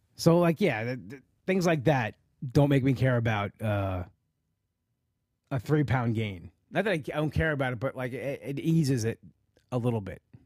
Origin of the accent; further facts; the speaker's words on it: Long Island, New York, United States; live in the area where I live, Long Island